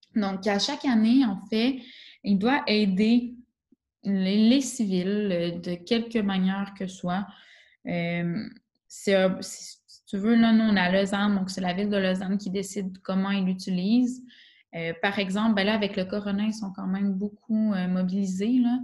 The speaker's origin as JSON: {"language": "French", "region": "Quebec", "country": "Canada", "accent": "Québécois", "moved": "as an adult", "lives_now": "Switzerland", "said": "Je suis arrivée avec mon accent québécois euh, bien prononcé"}